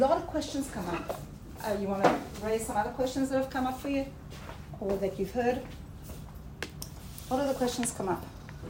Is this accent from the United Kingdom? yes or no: no; South Africa; also born or lived in Australia; now in Israel; Okay, so I'm originally from South Africa and Australia, and I met Aliyah about 30 years ago.